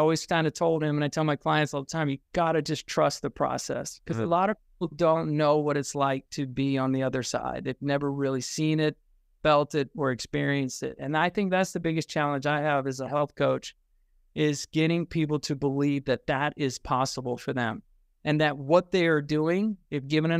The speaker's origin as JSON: {"language": "English", "town": "Richmond", "region": "Virginia", "country": "United States", "tie": "born or raised there", "also_born_or_lived": "Germany", "said": "I was actually born in Germany, and then I was raised in Richmond, Virginia. And forgive me for that."}